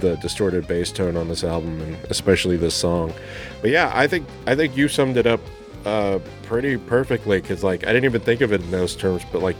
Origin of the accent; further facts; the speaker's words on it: Texas, United States; growing up in Texas